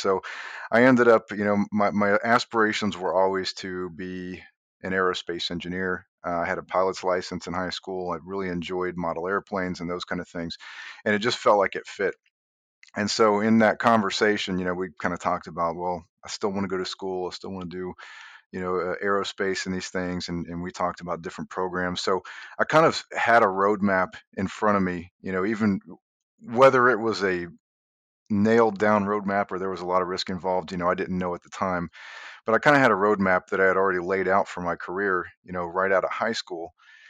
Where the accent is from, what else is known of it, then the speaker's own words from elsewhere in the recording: Indiana, United States; I grew up in Indiana, and never once, you know, just regular kind of country guy